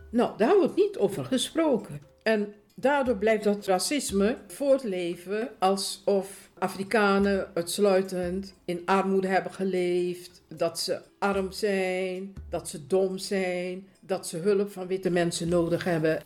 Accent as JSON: {"language": "Dutch", "country": "Suriname", "tie": "born or raised there", "moved": "yes", "lives_now": "Netherlands", "said": "Ik ben geboren in Suriname. Ik woon ruim 50 jaar woon ik in Nederland"}